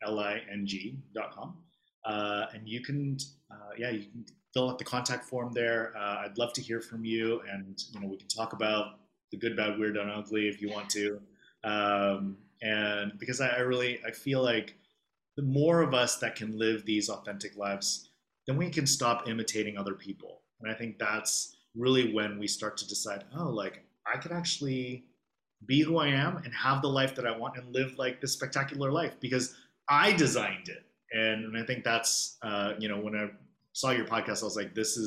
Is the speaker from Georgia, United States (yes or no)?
no; Los Angeles, California, United States; accent: California; moved away as an adult; now in Hong Kong; I'm from Los Angeles, if you can tell. I have a very California accent, I've been told